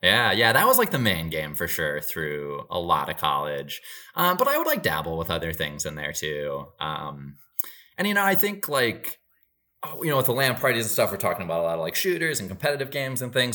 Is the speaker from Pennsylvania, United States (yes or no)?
no; Marshfield, Wisconsin, United States; moved away as an adult; now in Los Angeles, United States; From Marshfield, which was my hometown